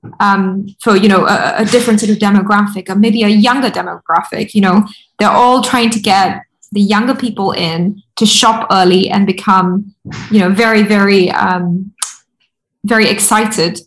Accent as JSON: {"language": "English", "region": "Rajasthan", "country": "India", "said": "I'm from Rajasthan"}